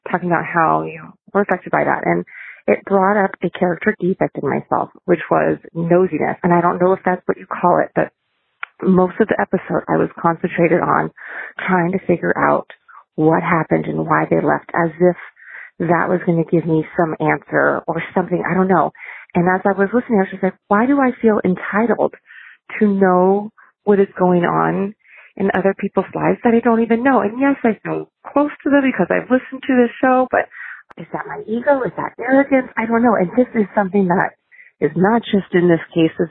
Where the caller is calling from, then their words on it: California, United States; I'm calling from California.